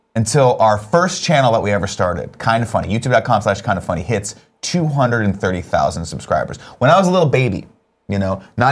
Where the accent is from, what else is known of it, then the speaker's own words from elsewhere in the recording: Riverside, California, United States; I grew up in Riverside where there was no humidity.